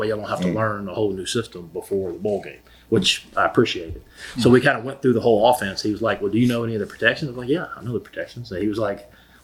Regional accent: Gulfport, Mississippi, United States

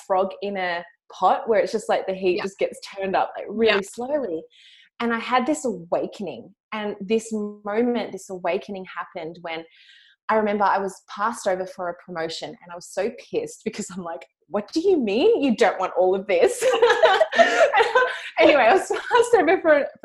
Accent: Melbourne, Victoria, Australia; accent: Australian; moved away; I'm also from Australia. You can hear from my accent.

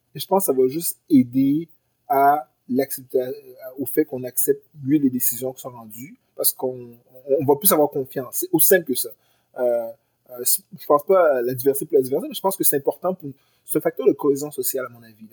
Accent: Granby, Quebec, Canada; moved away as an adult; also born or lived in Haiti (origin/ancestry); now in Montreal, Canada; je viens de Granby, je viens d'une, je viens d'une ville qui avait, à l'époque, 95% de population blanche francophone

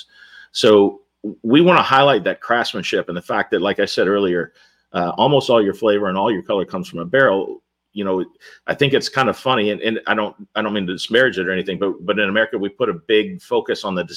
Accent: Louisville, Kentucky, United States; I grew up in Louisville

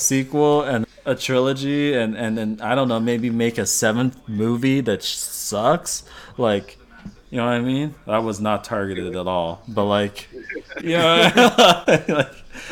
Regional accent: United States; being an American

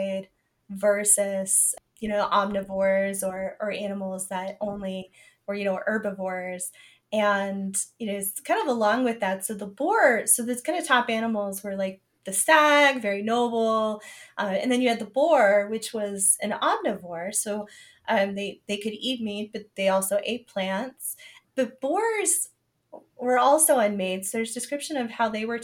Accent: Southern Arizona, United States; I'm from Southern Arizona and we have javelina

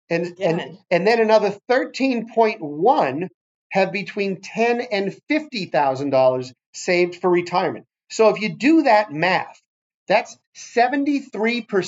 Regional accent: United States; I was from America

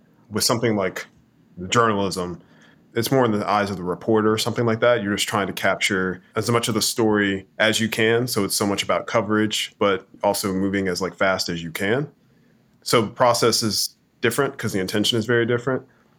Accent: Kansas City, Missouri, United States; going to local writing events and things like that growing up in Kansas City, Missouri, that was my initial start into the arts

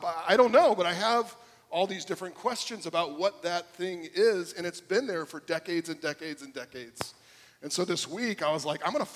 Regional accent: South Florida, United States; I grew up here in South Florida

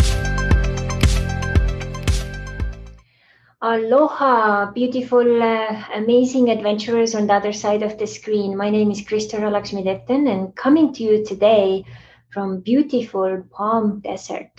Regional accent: Estonia; moved away; how I grew up back in Estonia

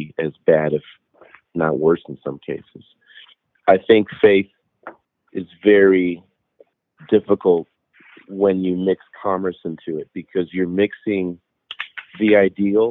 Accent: Chicago, Illinois, United States; I was raised in Chicago, half Mexican, half Irish, as a Catholic

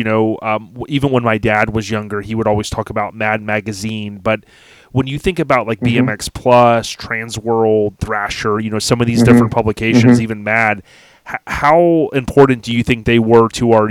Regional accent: Land O' Lakes, Florida, United States; I was one of those kids growing up in Lando Lakes, Florida.

